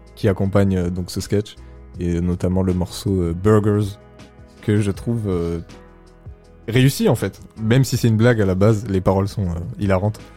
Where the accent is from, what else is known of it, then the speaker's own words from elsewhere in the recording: France; on est français, on parle comme des français